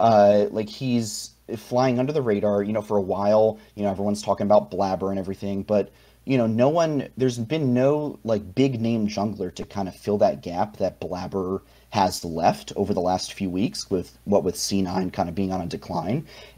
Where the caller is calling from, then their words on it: Arlington, Virginia, United States; Calling from Arlington, Virginia, right outside Washington, D.C.